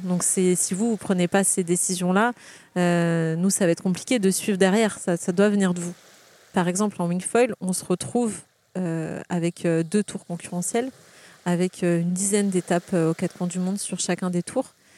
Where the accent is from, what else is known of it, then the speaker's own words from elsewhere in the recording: Carqueiranne, Provence-Alpes-Côte d'Azur, France; also born or lived in Hyères; je suis née à Hier, j'ai grandi à Carcane, une petite ville à côté. Euh, j'ai été au collège, au lycée à Hier